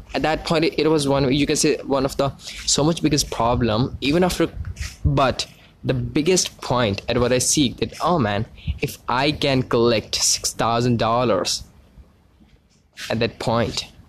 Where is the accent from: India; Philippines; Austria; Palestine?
India; I'm actually from India